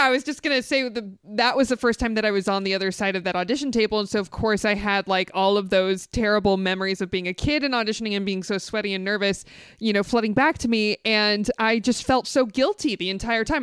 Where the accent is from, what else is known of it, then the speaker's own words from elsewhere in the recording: the Valley, California, United States; I grew up in the Valley